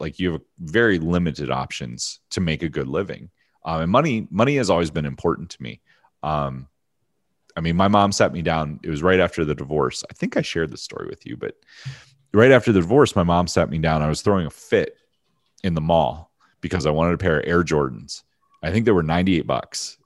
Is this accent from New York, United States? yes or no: no; Pennsylvania, United States; also born or lived in Hershey, Pennsylvania / Philadelphia / Harrisburg / Findlay, Ohio; small town Pennsylvania. Uh, originally born in Hershey